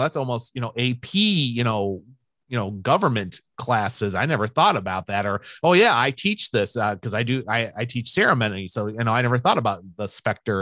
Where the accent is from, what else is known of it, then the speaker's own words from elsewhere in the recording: Sycamore, Illinois, United States; also born or lived in Santa Monica, California; which is where I ended up, as many people know, in Sycamore after that and where I've lived in this area now for the last 40 some years.